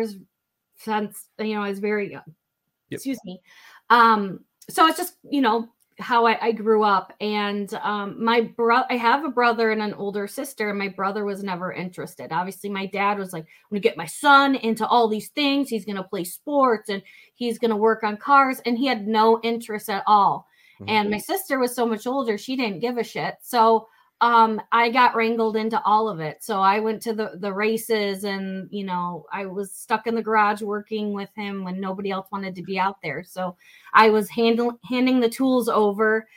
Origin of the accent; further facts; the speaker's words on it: Flint, Michigan, United States; I grew up in Flint, Michigan